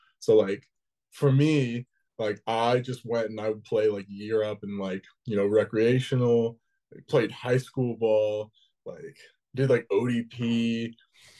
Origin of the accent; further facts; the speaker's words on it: Edmond, Oklahoma, United States; moved away as an adult; now in West Bromwich, United Kingdom; growing up in Oklahoma was kind of sick